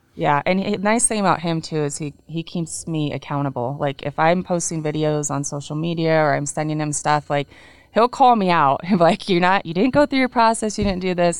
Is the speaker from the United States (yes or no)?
yes; Washington, United States; we're both from Washington. Mm-hmm. Um, his family is on the east side, mine's on the west, so we live close to my family